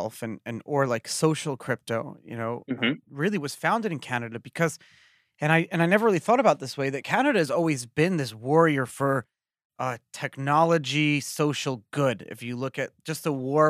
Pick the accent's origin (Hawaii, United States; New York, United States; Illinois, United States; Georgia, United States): New York, United States; where I grew up in New York